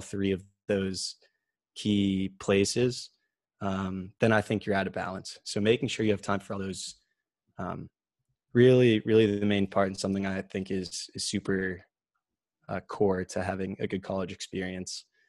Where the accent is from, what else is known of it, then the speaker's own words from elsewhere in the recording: Medfield, Massachusetts, United States; I grew up in Medfield, like you said, uh, just straight through the public school system there